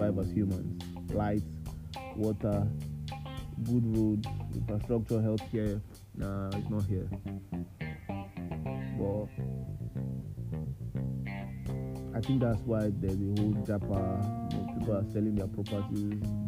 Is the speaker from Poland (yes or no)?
no; Nigeria; I like Nigeria. I was birthed here, I grew up here, university, high school, everything was here.